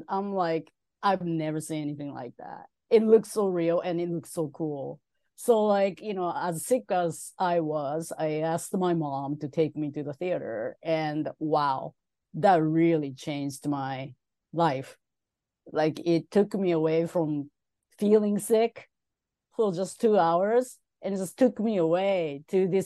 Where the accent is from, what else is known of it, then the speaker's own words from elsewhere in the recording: Tokyo, Japan; moved away as an adult; now in United States; When I was a kid, growing up in Tokyo